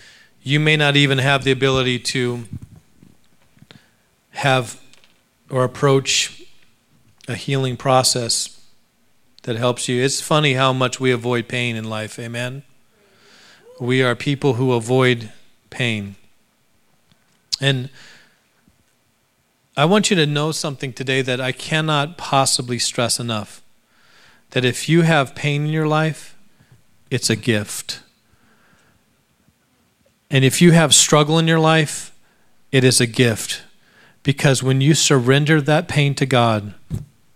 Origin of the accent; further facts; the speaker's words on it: United States; We are American.